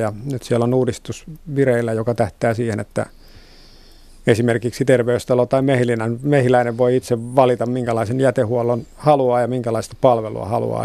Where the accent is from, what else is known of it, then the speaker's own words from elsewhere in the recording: Vantaa, Uusimaa, Finland; Vantaan kotiseutuni